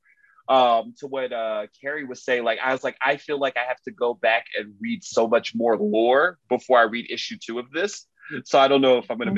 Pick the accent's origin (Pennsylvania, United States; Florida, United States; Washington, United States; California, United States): Florida, United States; Miami; I'm from Miami.